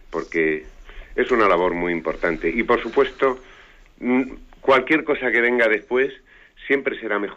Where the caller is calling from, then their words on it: Madrid, Community of Madrid, Spain; Eh, buenos días … de Madrid.